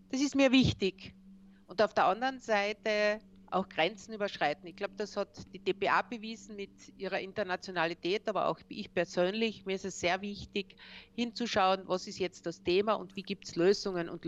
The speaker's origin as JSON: {"language": "German", "country": "Austria", "said": "wo wir ja als Österreicher, das vergessen wir sehr oft, ganz, ganz stark aus dem CI e und deren Entwicklung profitiert haben."}